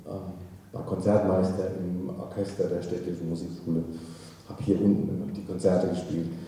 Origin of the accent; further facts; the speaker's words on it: Kronach, Bavaria, Germany; also ich bin in Kronach geboren und ähm, in der Nähe von Kronach aufgewachsen, dort zur